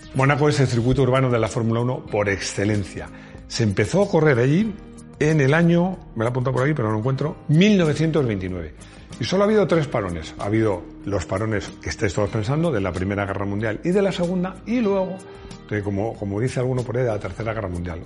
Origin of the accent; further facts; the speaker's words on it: Madrid, Community of Madrid, Spain; San Isidro Labrador, que es el patrón de mi pueblo, de mi pueblo, que es un pueblo muy grande, porque yo soy de Madrid, pero para mí es mi pueblo